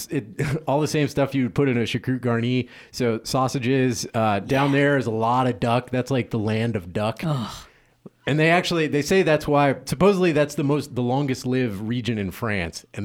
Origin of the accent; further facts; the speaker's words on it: Louisiana, United States; I am from Louisiana, so my culinary heritage is French